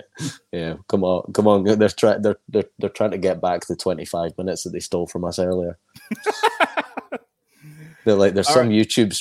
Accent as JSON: {"language": "English", "region": "Scotland", "country": "United Kingdom", "said": "as a Scottish person"}